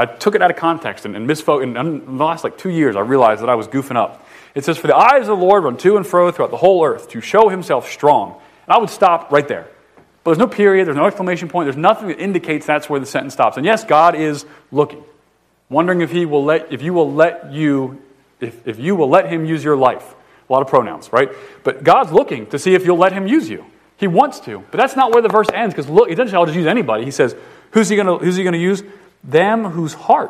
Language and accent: English; the North, United States; I'm from the North.